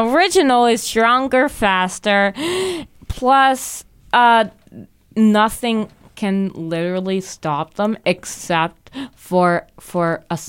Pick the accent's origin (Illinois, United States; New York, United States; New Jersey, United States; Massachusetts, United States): Massachusetts, United States; Boston; I am from Boston.